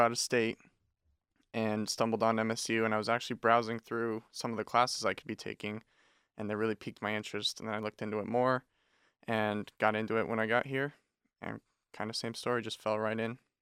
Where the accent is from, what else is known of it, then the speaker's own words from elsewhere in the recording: Wyoming, United States; moved away as an adult; I'm from Wyoming, uh, go Pokes